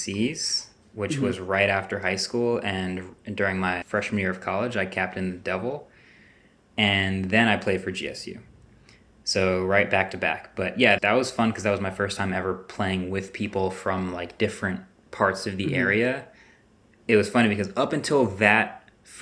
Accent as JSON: {"language": "English", "town": "Maplewood", "region": "New Jersey", "country": "United States", "tie": "born or raised there", "said": "I grew up in Maplewood, New Jersey"}